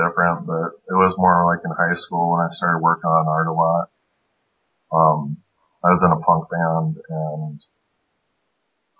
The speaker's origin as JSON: {"language": "English", "region": "South Dakota", "country": "United States", "also_born_or_lived": "Seattle", "said": "I moved back from Seattle back to South Dakota. And I was living with my family"}